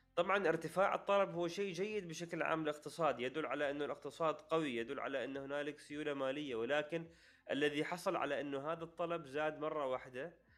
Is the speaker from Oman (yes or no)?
yes; Oman; نحن عندنا في عمان